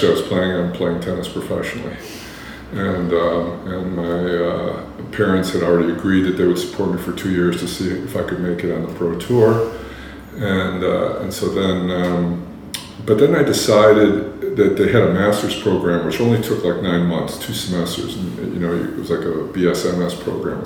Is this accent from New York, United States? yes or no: yes; Buffalo, New York, United States; I grew up in Buffalo, New York